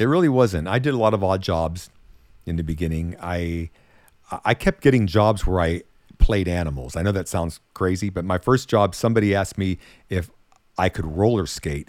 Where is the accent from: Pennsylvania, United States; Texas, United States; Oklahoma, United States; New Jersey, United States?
Pennsylvania, United States; Monongahela; I grew up back in a little town that very few people know. It was called Mon-, it is called Monongahela, Pennsylvania